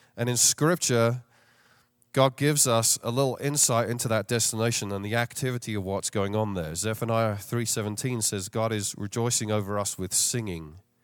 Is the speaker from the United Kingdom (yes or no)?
yes; London, United Kingdom; moved away as an adult; now in Chicago, United States; I don't have a Chicago accent. Uh, born and raised in London, England, and came over here fifteen years ago